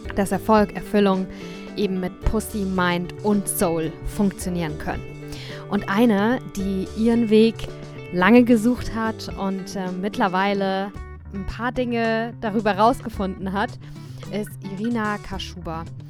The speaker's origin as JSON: {"language": "German", "town": "St. Leon-Rot", "region": "Baden-Württemberg", "country": "Germany", "tie": "born or raised there", "said": "ich bin ja dort aufgewachsen"}